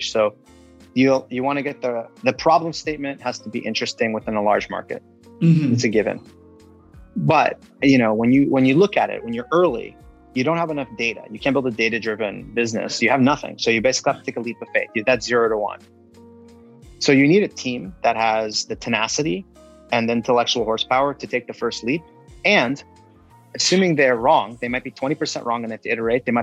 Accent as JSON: {"language": "English", "country": "Iran", "also_born_or_lived": "London", "said": "I'm an immigrant uh, from Iran, and I was born in London."}